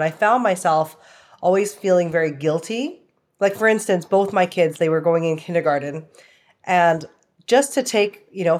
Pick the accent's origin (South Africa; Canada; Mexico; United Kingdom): Canada; also born or lived in Toronto / Vancouver / Calgary / Hong Kong; now in Austin, United States; I live in Austin, Texas. I've been here for about 8 years now. I'm originally from Canada, like parts of Toronto, Vancouver, Calgary, and Hong Kong.